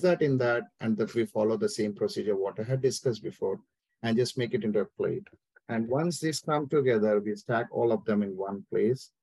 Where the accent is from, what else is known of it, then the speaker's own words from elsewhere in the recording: India; moved away as an adult; now in Atlanta, United States; I'm born and brought up in India, so it's been my 14 years I'm living in US